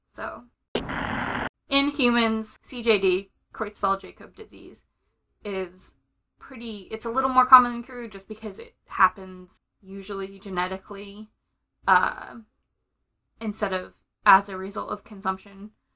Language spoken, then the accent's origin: English; United Kingdom; being British